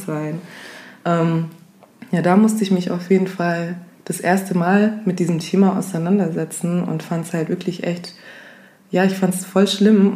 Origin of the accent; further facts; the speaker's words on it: Augsburg, Bavaria, Germany; Bin dann in die Drogeriemärkte gegangen, hier bei uns in Augsburg